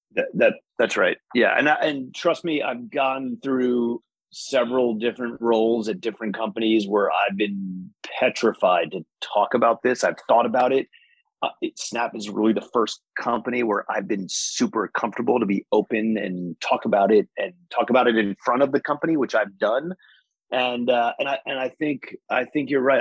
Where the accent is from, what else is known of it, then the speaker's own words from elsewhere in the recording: Rockland County, New York, United States; I grew up in Rockland County, New York